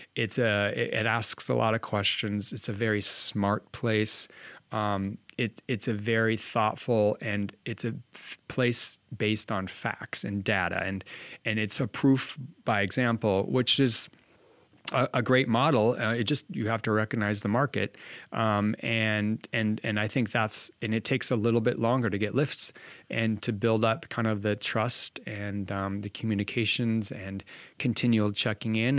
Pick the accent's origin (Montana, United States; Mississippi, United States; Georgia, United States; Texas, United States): Montana, United States; Bozeman; moved away as an adult; now in Washington State, United States; born and raised in Bozeman, so I bleed blue